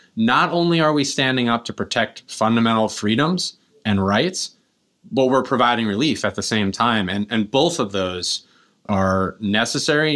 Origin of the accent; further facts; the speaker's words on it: Kingston, New York, United States; I grew up here in Kingston, and, uh, my family's been here five generations